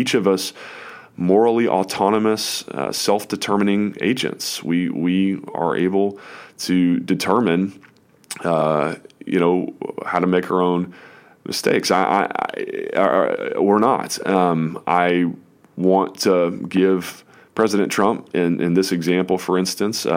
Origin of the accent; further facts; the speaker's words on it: United States; as an American citizen